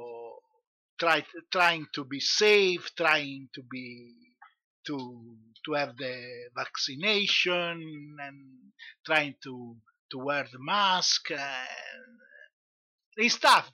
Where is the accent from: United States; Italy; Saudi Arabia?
Italy; from Italy